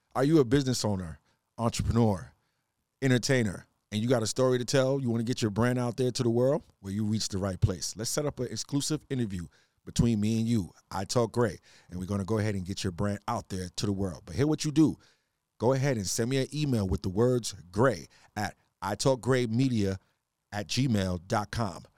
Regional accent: New York City, New York, United States; accent: island twang, a little Trinidad; also born or lived in Trinidad (parents); I'm from New York, though. Queens seven one eight

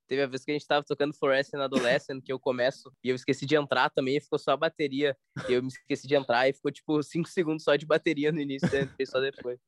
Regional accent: Brazil; a gente é brasileiro

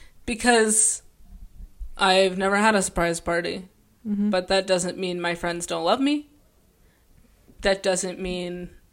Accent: Los Angeles, California, United States; born or raised there

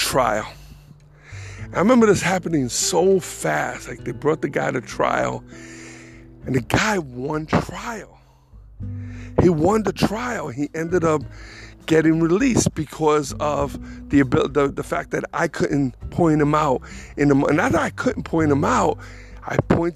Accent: New York City, New York, United States; moved away as an adult; now in North Carolina, United States; I was born and raised in the Bronx, so was Angel, but it was time to go

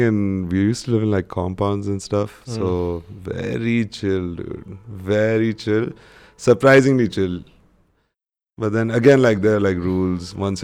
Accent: Jeddah, Makkah Province, Saudi Arabia; So in where I grew up in Jeddah, it's like not so bad. It's actually pretty decently priced.

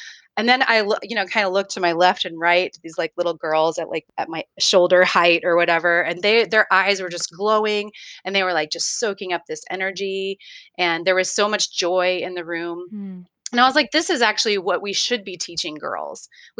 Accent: United States; the way that I was raised in America as a girl

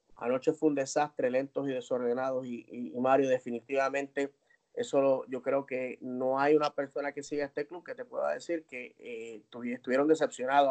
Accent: Puerto Rico; yo soy hispano, yo soy puertorriqueño

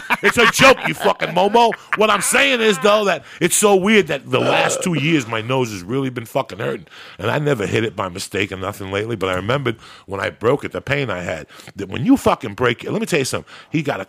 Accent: North Bergen, New Jersey, United States; moved away; also born or lived in Cuba; I grew up in North Bergen.

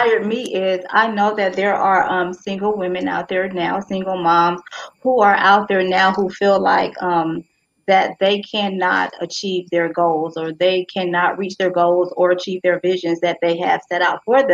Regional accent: St. Augustine, Florida, United States; I am from St. Augustine, Florida

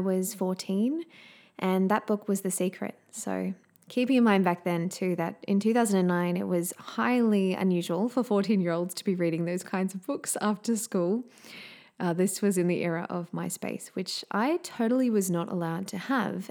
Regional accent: Australia; accent: Australian; also born or lived in Southeast Queensland; as you can probably tell from my accent, I am indeed an Australian living in sunny Southeast Queensland in Australia.

